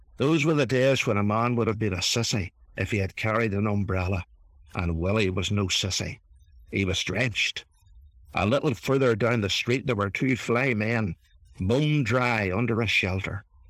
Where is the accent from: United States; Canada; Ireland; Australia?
Ireland; accent: Irish; my Irish accent